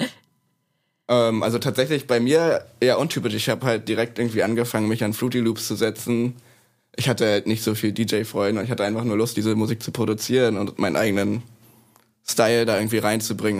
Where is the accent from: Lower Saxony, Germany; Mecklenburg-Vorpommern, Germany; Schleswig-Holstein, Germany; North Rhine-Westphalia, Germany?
Mecklenburg-Vorpommern, Germany; Neustrelitz; also born or lived in Leipzig; now in Bremen, Germany; geboren bin ich in Neustrelitz in MacPom.